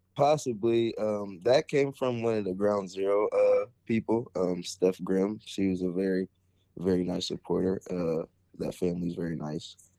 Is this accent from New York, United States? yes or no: no; Perry Township, Ohio, United States; also born or lived in Canton, Ohio; growing up, I started off in Berry Township all the way up till my high school years, and then I ended up transferring to McKinley